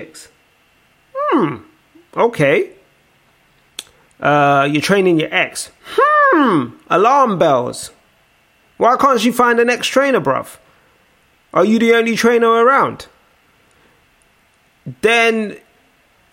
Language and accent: English; Nigeria; as a Nigerian